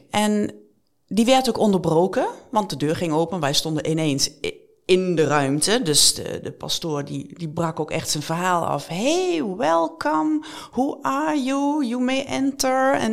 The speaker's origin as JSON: {"language": "Dutch", "country": "Netherlands", "said": "we zijn Nederlanders"}